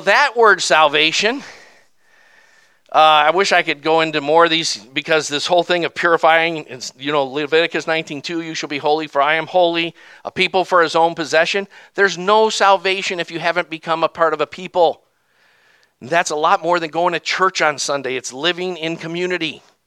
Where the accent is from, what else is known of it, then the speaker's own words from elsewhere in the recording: the South, United States; I'm from the South